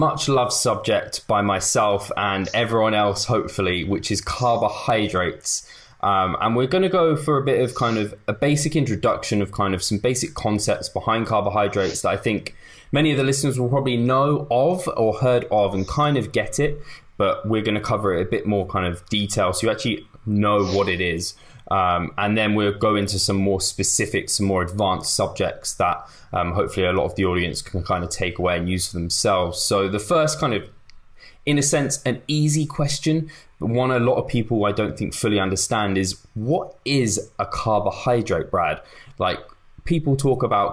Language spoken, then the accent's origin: English; England, United Kingdom; I'm English